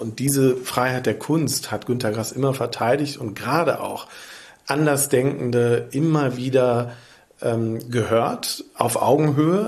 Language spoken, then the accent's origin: German; near the Ruhr area, North Rhine-Westphalia, Germany; now in Lübeck, Germany; in meiner Heimat in der Nähe des Ruhrgebiets